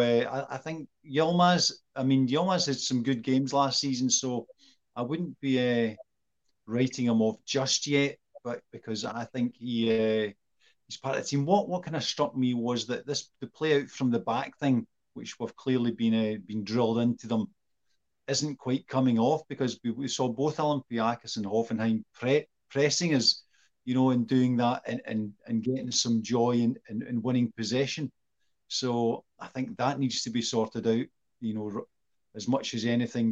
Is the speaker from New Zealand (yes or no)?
no; Scotland, United Kingdom; me and Sean are Scottish